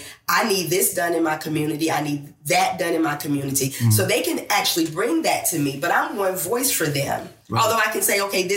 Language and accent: English; Biscoe, North Carolina, United States; also born or lived in Troy, North Carolina; I was born in Troy and raised in Biscoe.